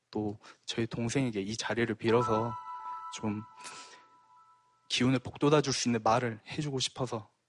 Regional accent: Gwangju, South Korea; 저도 광주 사람이고요.

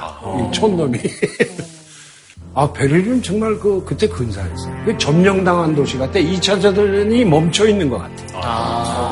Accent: South Korea; 나는 남한 역사의 산물이고, 난 남한에 귀속돼 있다.

